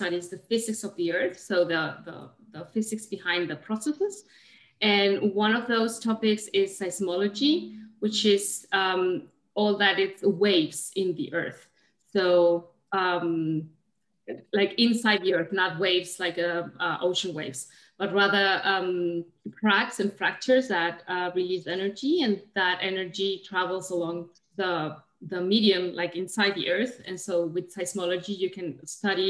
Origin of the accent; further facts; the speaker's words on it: Chile; moved away as an adult; also born or lived in Germany; now in Canada; I'm originally from Chile, in South America